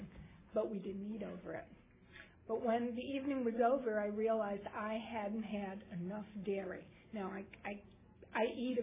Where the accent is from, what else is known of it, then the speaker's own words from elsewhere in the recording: New York City, New York, United States; I grew up in Manhattan